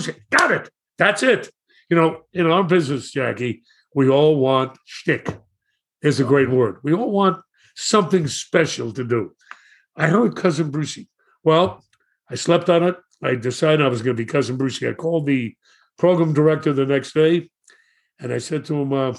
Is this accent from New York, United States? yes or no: yes; New York City, New York, United States; I grew up in Brooklyn and went to Madison High School